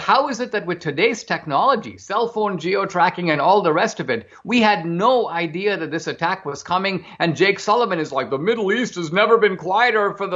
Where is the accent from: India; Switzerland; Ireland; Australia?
India; outside of Bombay, Maharashtra; I grew up in India in a middle class family outside of Bombay